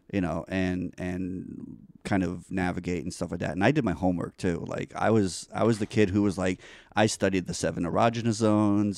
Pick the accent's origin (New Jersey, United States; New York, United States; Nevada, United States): New York, United States; New York City; moved away; also born or lived in Florida; I grew up in New York